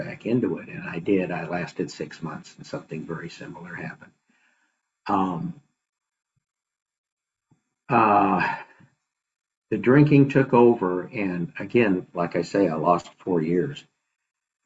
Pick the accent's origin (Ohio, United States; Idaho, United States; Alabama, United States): Idaho, United States; moved away; also born or lived in San Francisco; I grew up in Idaho, that's where my parents still lived